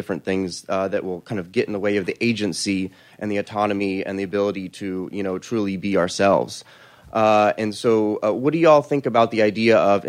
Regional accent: Austin, Texas, United States; I'm from Austin, Texas here.

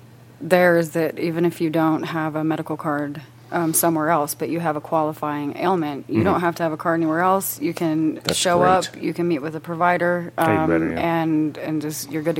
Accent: Colorado, United States; growing up in Colorado, growing up in all the different scenes that Colorado's provided

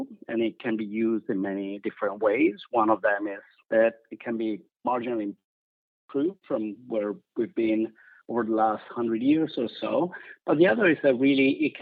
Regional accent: Italy; moved away; I'm originally from Italy

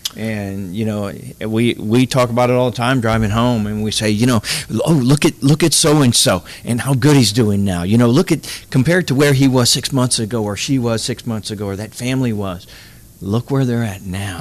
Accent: Morgan City, Louisiana, United States; I'm originally from Morgan City

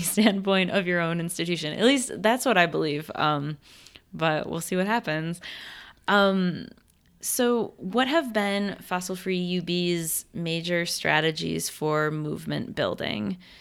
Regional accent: Western New York, United States; moved away as an adult; also born or lived in Texas; I grew up in Western New York, had a certain climate

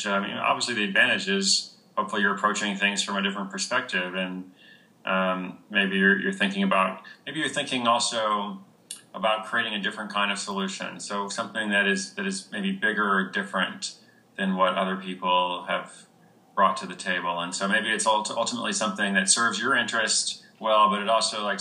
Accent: United States; I was born in America

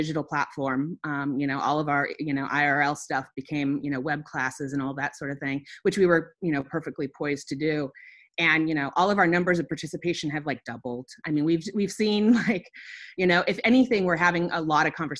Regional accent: Molalla, Oregon, United States; also born or lived in Portland, Oregon; now in Corbett, United States; I grew up in Molalla, in very rural Clackamas County

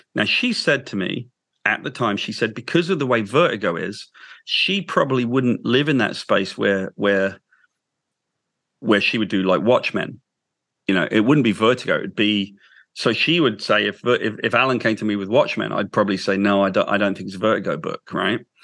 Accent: United Kingdom; I'm British

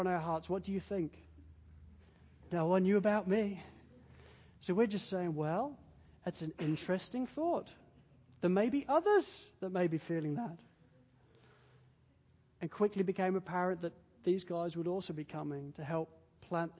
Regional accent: England, United Kingdom; now in Wales, United Kingdom; I'm an English guy

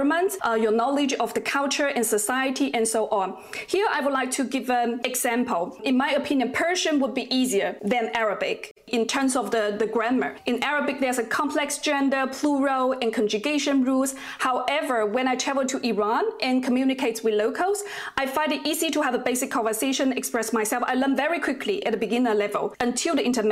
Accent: China; first language Mandarin; English is a second language; My native language is Mandarin

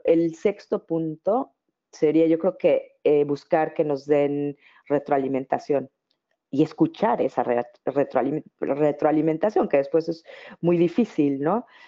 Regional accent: Mexico; now in Netherlands

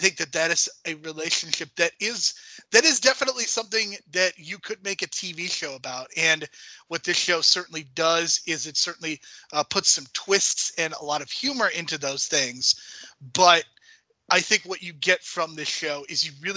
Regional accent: Chicago, Illinois, United States; I grew up in Chicago, which is a haven for baseball

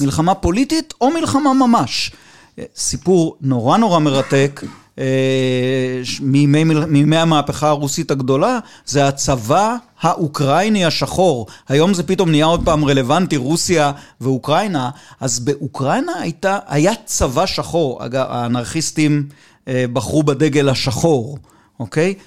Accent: Israel; אני בן קיבוץ

